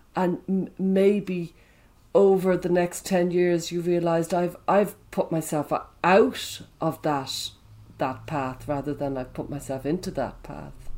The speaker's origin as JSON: {"language": "English", "town": "Dublin", "region": "Leinster", "country": "Ireland", "tie": "born or raised there", "said": "There was me in Dublin"}